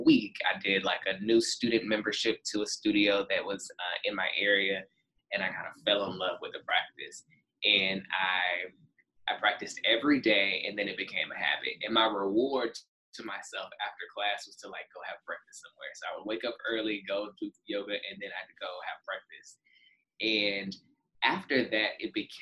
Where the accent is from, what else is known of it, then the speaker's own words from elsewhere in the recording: Dallas, Texas, United States; moved away as an adult; also born or lived in Houston / New York City; I'm originally from Dallas, but I moved to Houston